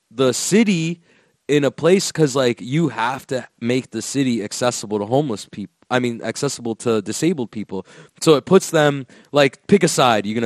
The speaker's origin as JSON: {"language": "English", "region": "Florida", "country": "United States", "said": "I'm from Florida, bro. Everyone loves DeSantis out here, dog."}